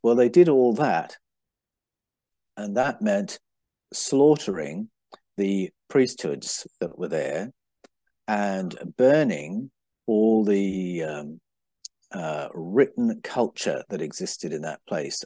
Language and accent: English; England, United Kingdom; moved away; also born or lived in Brazil; When I was growing up in England